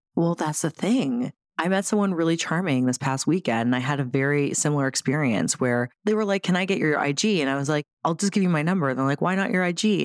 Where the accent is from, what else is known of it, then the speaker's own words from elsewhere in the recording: Toronto area, Ontario, Canada; we're both from Toronto adjacent, right? The six